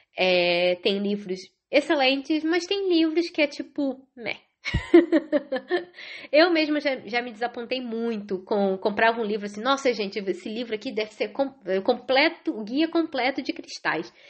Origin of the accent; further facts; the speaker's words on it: Rio de Janeiro, Brazil; moved away as an adult; now in Ireland; moro na Irlanda desde 2010, é, sou carioca